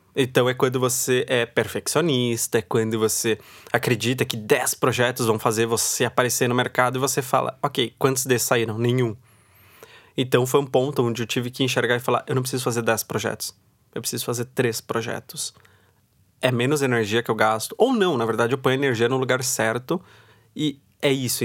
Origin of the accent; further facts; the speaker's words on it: Osasco, São Paulo, Brazil; Eu venho de Osasco. Então, em Osasco, todo mundo antigamente ia trabalhar na Cidade de Deus